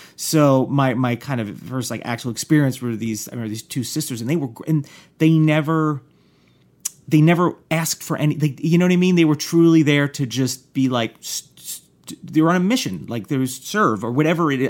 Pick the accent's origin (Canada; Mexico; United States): United States; northern New Jersey; I'm from the northern end of New Jersey